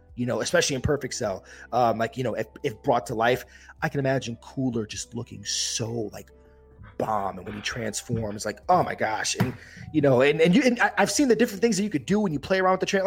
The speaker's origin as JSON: {"language": "English", "town": "Yonkers", "region": "New York", "country": "United States", "said": "I'm from Yonkers, New York, outside the Bronx"}